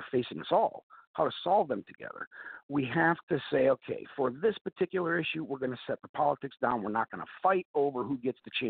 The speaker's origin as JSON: {"language": "English", "town": "Novelty", "region": "Ohio", "country": "United States", "tie": "born or raised there", "also_born_or_lived": "Chicago", "said": "born and raised in Ohio, a few different areas, but primarily Russell Township, specifically Novelty, Ohio"}